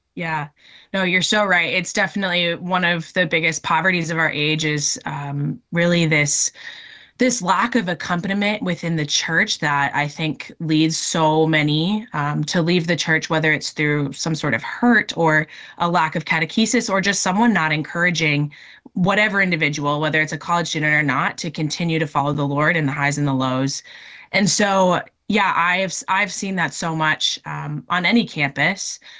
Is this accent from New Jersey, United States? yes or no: no; Minnesota, United States; moved away as an adult; also born or lived in North Dakota; now in Oregon, United States; I'm originally from Minnesota